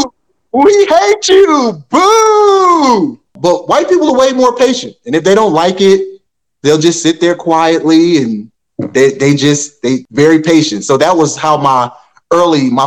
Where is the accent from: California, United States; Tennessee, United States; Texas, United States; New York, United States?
New York, United States; Rochester; We're growing up in Rochester, we're in an area that's not saturated with a lot of comedy